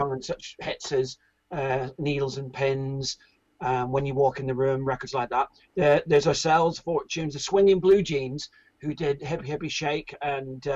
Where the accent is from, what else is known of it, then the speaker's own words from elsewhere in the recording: Ireland; now in United Kingdom; I'm originally from Ireland, but I came to Britain